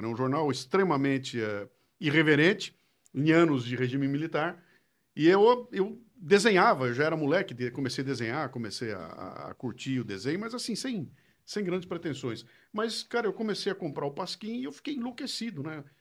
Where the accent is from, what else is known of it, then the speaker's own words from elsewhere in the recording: Bauru, São Paulo, Brazil; accent: interior de São Paulo; moved away as an adult; now in São Paulo, Brazil; Eu sou nasci em Bauru, morei em Bauru até os 18 anos de idade.